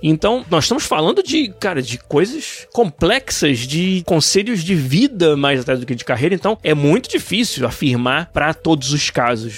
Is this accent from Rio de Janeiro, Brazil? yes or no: yes; Niterói, Rio de Janeiro, Brazil; Eu sou lá de Niterói